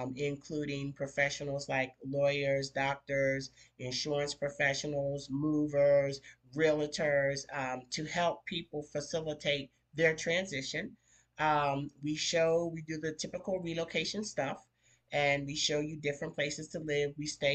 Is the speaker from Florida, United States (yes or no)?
no; Glassboro, New Jersey, United States; moved away as an adult; now in Panama; I'm from Glassboro, New Jersey, a small rural town between Philadelphia and Atlantic City.